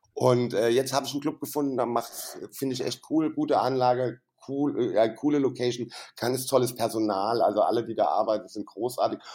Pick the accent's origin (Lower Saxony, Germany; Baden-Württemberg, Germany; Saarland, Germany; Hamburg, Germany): Saarland, Germany; moved away as an adult; now in Frankfurt, Germany; da habe ich ja noch im Saarland gewohnt, wo ich herkomme